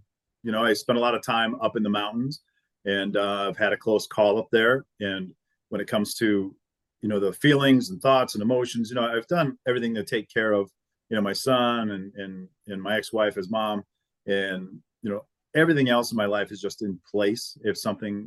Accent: Necedah, Wisconsin, United States; moved away; growing up in Necedah was, it was just a beautiful place

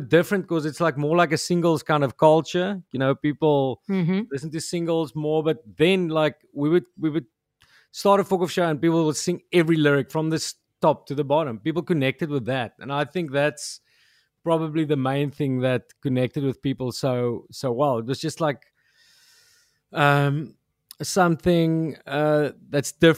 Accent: South Africa; first language Afrikaans; English is a second language; I just see myself as an South African

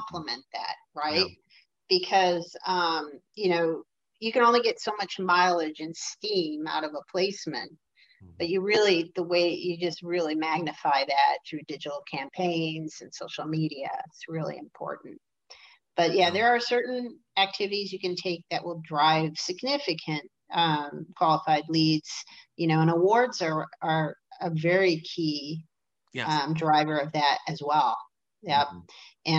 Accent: Detroit, Michigan, United States; I'm from Detroit

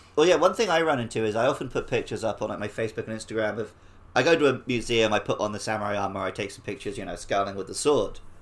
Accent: Woking, South East England, United Kingdom; I was born in Woking in the U K

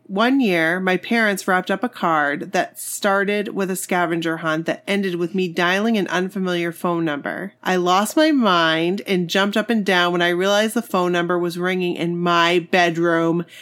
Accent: Maine, United States; I'm from Maine

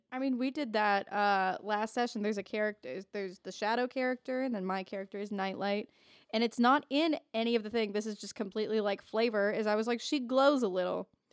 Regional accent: Indiana, United States; I'm from Indiana

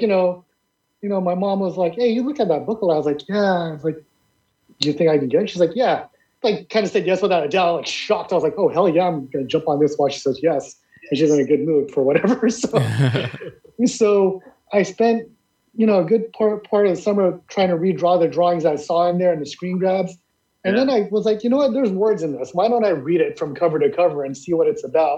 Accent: San Diego, California, United States; also born or lived in Philippines / Hawaii; I was born in the Philippines, I came over to the US when I was about 3 to Hawaii, and I moved to San Diego when I was 6 years old

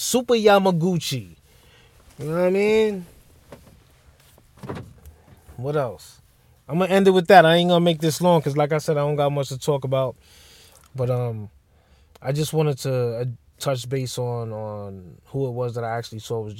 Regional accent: Bronx, New York, United States; Like, to me, as a kid growing up in the Bronx, I can't say anything about L.A. and California, any of that.

